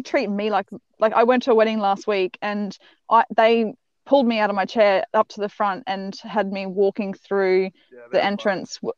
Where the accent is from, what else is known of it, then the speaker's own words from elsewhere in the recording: Mackay, Queensland, Australia; I grew up in Mackay, so you know, when I went to school, there was mostly white people.